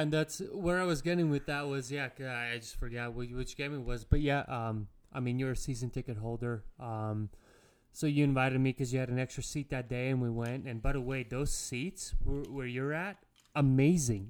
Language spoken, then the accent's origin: English; Latvia; moved away; I'm from Latvia